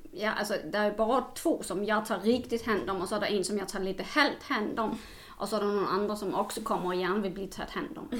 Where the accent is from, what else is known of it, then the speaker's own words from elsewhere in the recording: Denmark; now in Sweden; jag kommer från Danmark